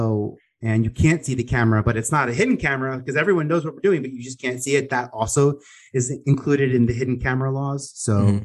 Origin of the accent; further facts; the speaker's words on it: New York City, New York, United States; I was a boy from Staten Island